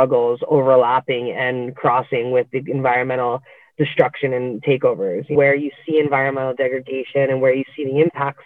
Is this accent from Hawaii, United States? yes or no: yes; Kauai, Hawaii, United States; I was born and raised on Kauai